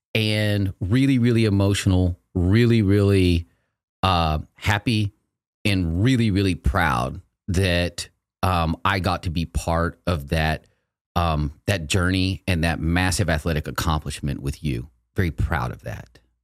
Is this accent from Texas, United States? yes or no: yes; Texas, United States; I grew up in Texas. I've lived here since nineteen seventy-seven